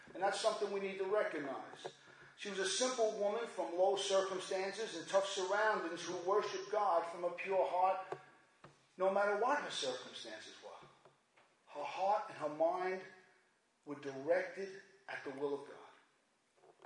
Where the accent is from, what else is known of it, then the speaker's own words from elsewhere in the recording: New York City, New York, United States; I'm doing okay from Brooklyn over here